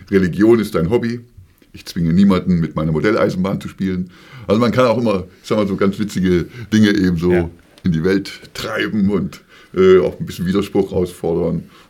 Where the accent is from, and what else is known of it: Tübingen, Baden-Württemberg, Germany; born or raised there; moved away as an adult; also born or lived in Harburg, Hamburg; now in Hamburg, Germany